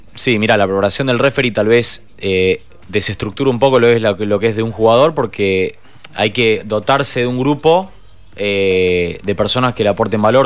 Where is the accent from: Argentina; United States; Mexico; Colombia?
Argentina; Rosario, Santa Fe; siendo rosarino